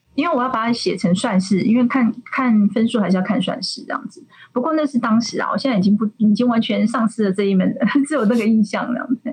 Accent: Kaohsiung, Taiwan; 我高雄人嘛

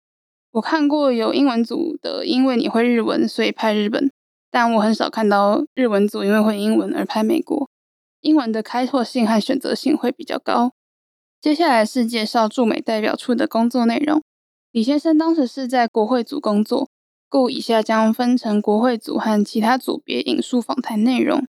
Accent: Taiwan; 我们来自台湾，代表台湾政府

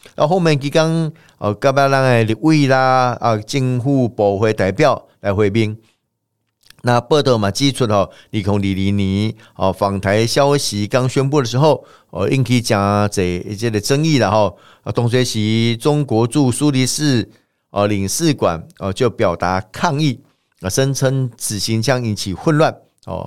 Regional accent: Taiwan; 我们台湾人过去以来长期的一个习惯、传统跟文化

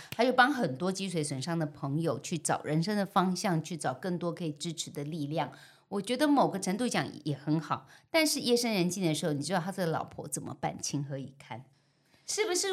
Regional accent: Keelung, Taiwan; 我从小在基隆的万木山附近长大嗯哼。阮家那叫做流龙头啊，流浪头

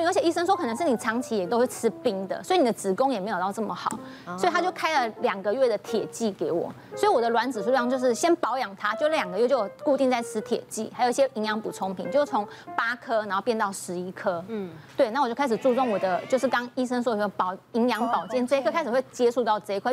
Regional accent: Pingtung County, Taiwan; 我高中大学那段时间，我只要放学后，都会去吃那种，我们屏东人是那种吃那种串冰，是那种很大碗的那种

